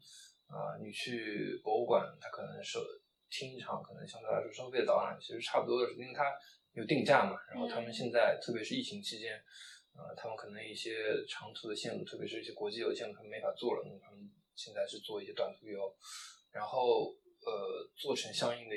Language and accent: Chinese; Shanghai, China; 我是上海人，